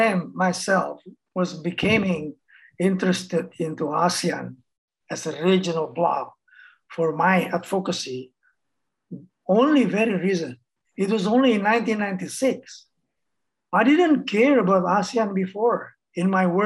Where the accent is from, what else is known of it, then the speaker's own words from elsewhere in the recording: Indonesia; I came from Indonesia